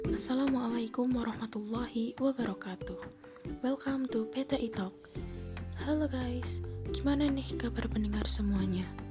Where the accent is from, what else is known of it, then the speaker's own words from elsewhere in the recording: Pacitan, East Java, Indonesia; asal dari Pacitan, Jawa Timur